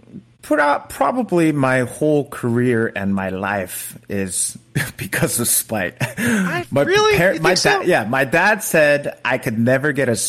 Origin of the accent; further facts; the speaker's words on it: United States; I'm Korean American.